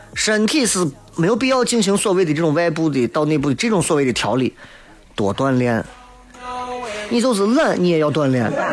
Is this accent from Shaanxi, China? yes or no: yes; Shaanxi, China; 我们陕西人